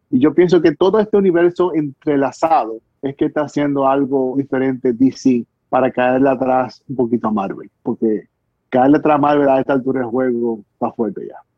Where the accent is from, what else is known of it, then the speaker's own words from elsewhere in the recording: Dominican Republic; todos los dominicanos vamos a dar nuestra llora ahí